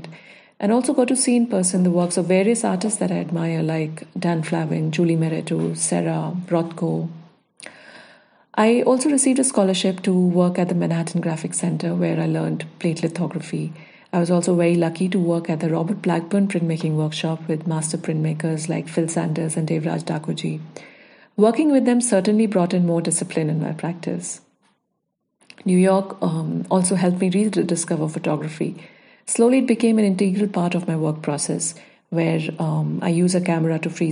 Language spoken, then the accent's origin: English; Dehradun, Uttarakhand, India; also born or lived in Chandigarh / Baroda; now in Bangalore, India; I grew up in Dehradun watching my dad work with verticals and horizontals on a drafting table